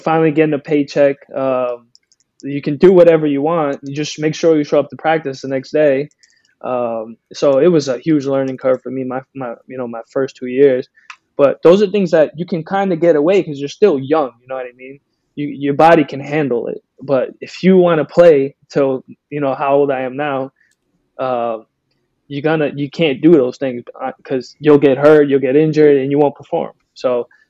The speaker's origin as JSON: {"language": "English", "region": "New York", "country": "United States", "tie": "born or raised there", "also_born_or_lived": "Brazil", "moved": "as an adult", "lives_now": "Tampa, United States", "said": "when I was playing in New York, which you would think it would be more dangerous because I'm going home, you know, my hometown"}